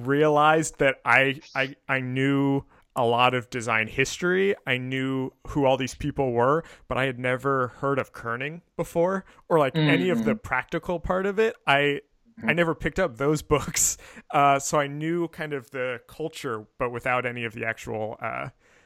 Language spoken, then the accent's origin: English; outside Philadelphia, Pennsylvania, United States; I grew up outside Philadelphia